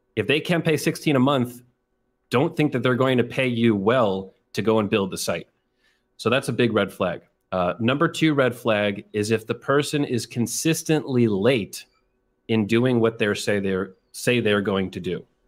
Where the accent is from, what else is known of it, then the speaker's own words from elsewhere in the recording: New York, United States; I'm from New York, very close to the city of New York